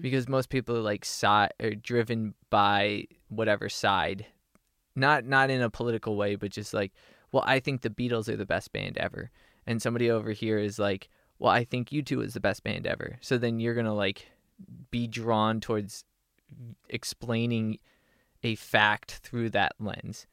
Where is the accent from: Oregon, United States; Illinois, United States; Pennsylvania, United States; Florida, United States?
Pennsylvania, United States; Harrisburg; moved away as an adult; also born or lived in Austin, Texas / Los Angeles, California / Northern California; now in Nashville, United States; I grew up in Harrisburg, Pennsylvania